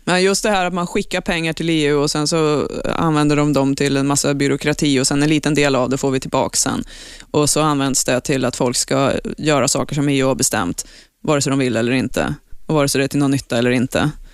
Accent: Eskilstuna, Södermanland, Sweden; jag är ju uppvuxen i Eskilstuna

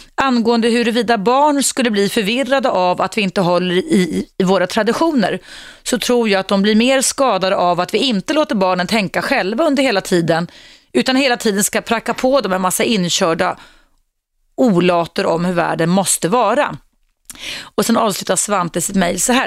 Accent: Stockholm, Stockholm County, Sweden; Jag, jag var uppvuxen utanför stan i Skärholmen.

